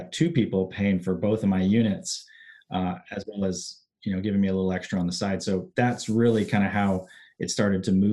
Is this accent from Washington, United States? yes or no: no; Hawaii, United States; growing up in Hawaii